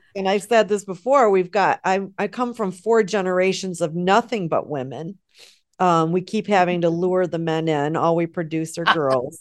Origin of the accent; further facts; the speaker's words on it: United States; as American women